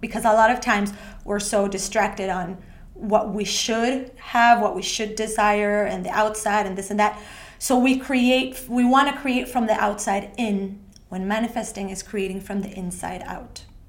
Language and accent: English; Ecuador; moved away as an adult; also born or lived in Australia; now in Sweden; I was born and raised in Ecuador by a, uh, my family who comes from Argentina